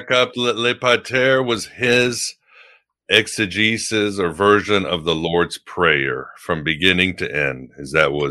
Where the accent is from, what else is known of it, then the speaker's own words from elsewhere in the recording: Mexico; English is a second language; also born or lived in Europe; I don't know how big he is in the United States, but when I grew up in Mexico and Europe, he was like the rock star.